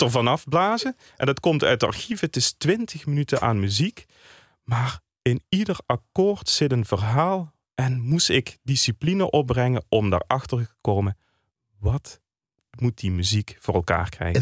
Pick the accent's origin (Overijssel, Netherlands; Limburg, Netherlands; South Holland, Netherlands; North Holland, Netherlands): Limburg, Netherlands; Landgraaf; Ik kom uit Landgraaf.